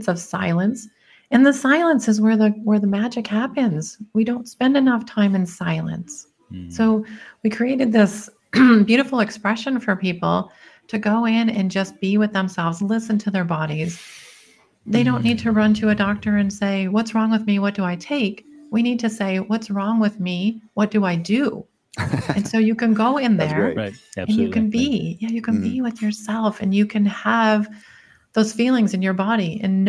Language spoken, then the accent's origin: English; Detroit, Michigan, United States; moved away; I'm an engineer from Detroit